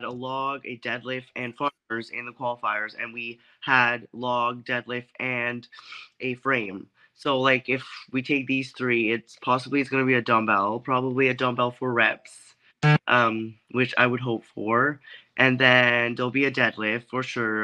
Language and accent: English; Canada; I had just moved back here in my hometown